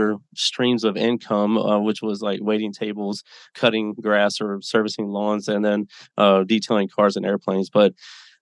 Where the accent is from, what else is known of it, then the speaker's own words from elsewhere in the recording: Mississippi, United States; moved away as an adult; now in Las Vegas, United States; I was born and raised in Mississippi, a little town, 20,000 people